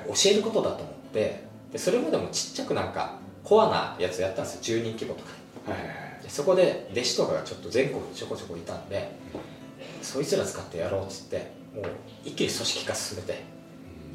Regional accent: Okinawa, Japan; 沖縄出身

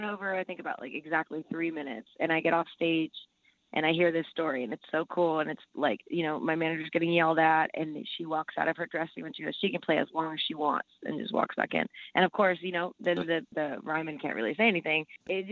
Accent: El Salvador; moved away; I'm from El Salvador, so I speak Spanish

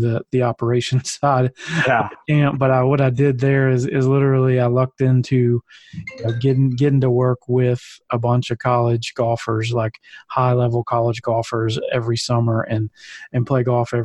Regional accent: Jackson, Mississippi, United States; moved away as an adult; also born or lived in Missouri; I grew up in Jackson as well, graduated from Jackson Prep.

